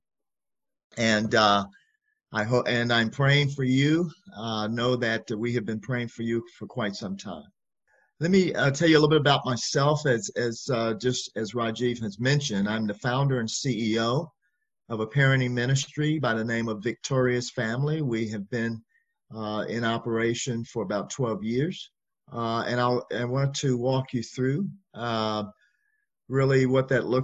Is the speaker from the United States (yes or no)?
yes; Chicago, Illinois, United States; also born or lived in Champaign-Urbana, Illinois; I'm from Chicago, Illinois. Here in America is hometown for me